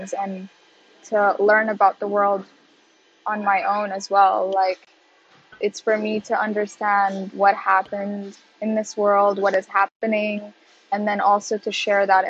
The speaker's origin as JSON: {"language": "English", "country": "Qatar", "tie": "born or raised there", "also_born_or_lived": "Sudan / Leeds", "moved": "yes", "lives_now": "Netherlands", "said": "I grew up in Qatar, which is like, you know, Arabic speaking Muslim country"}